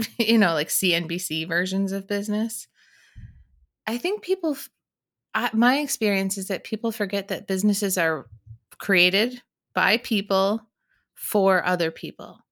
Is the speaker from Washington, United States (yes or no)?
no; Michigan, United States; moved away; I'm from Michigan